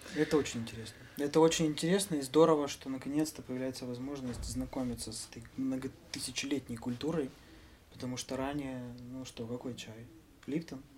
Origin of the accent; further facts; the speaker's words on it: Mykolaiv, Mykolaiv Oblast, Ukraine; мы себя называем всегда николаевскими ребятами